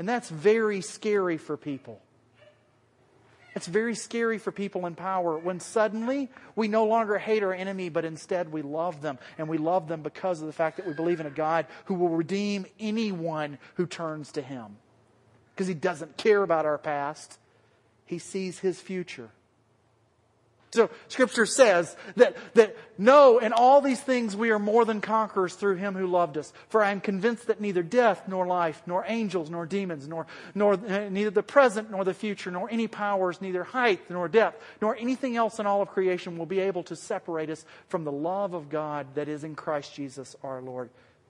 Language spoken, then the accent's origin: English; the South, United States; accent: southern; That was my southern accent coming out, sorry.